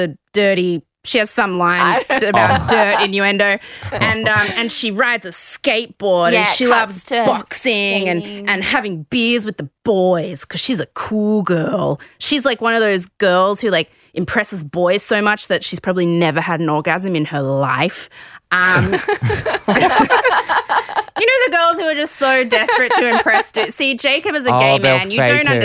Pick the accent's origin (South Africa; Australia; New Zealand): Australia; Sydney, New South Wales; I grew up in the West